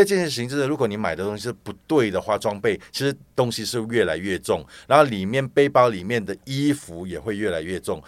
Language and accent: Chinese; Malaysia; also born or lived in Singapore; now in Taiwan; 我不是台湾人。对。好，我是马来西亚人。但是在搬来移，移，因为搬来台湾之前，我是在新加坡大概有三十年了。嗯。所以我搬来台湾最近是最近八年的时间